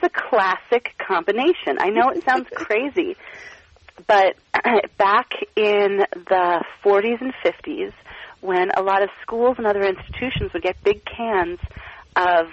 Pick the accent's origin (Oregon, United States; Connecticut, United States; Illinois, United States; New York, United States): Oregon, United States; Portland; now in Philadelphia, United States; I grew up in Portland, Oregon